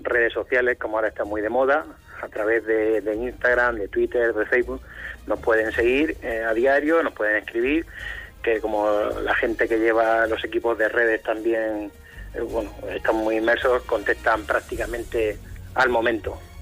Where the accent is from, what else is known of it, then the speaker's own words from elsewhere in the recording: Cartagena, Region of Murcia, Spain; yo soy de Cartagena